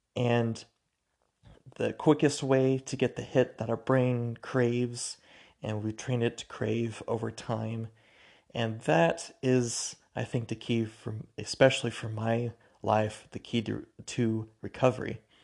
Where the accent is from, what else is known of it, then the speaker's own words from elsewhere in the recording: Spokane, Washington, United States; moved away as an adult; now in Logan, United States; I'm from Spokane, Washington. Currently live in Logan, Utah